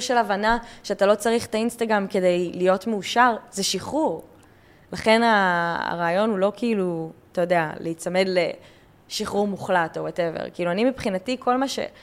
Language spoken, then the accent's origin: Hebrew; Israel; אני ישראלית, הייתי בצבא